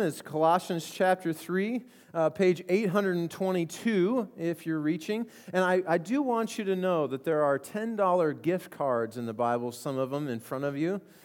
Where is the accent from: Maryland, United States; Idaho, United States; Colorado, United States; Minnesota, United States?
Colorado, United States; I grew up in Colorado